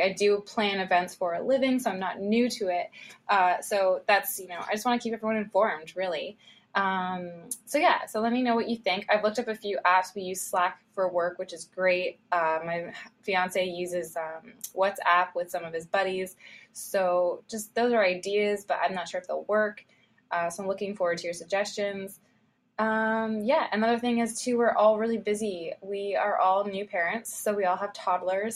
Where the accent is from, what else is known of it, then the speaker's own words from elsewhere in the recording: Ontario, Canada; We are from Ontario, Canada, close to Toronto, but not in Toronto